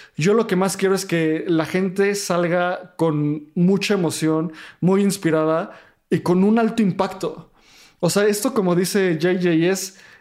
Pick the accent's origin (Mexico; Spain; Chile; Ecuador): Mexico; los tres somos mexicanos